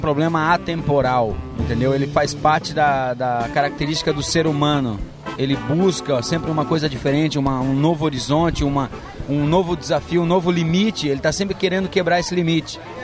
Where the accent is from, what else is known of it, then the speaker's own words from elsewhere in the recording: Balneário Camboriú, Santa Catarina, Brazil; em Balneário Camboriú, onde eu cresci